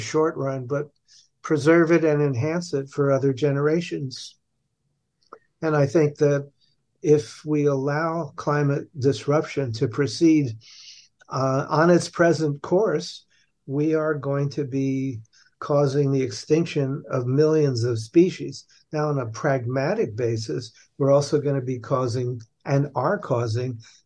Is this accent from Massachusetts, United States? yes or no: no; New York City, New York, United States; I was born and raised in New York City by parents that emigrated from Hungary